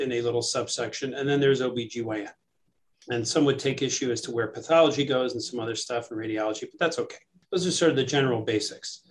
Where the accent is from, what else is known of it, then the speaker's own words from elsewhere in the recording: New York City, New York, United States; moved away as an adult; now in Madison, United States; I grew up in New York City, uh, ah. uh, right in the heart of Manhattan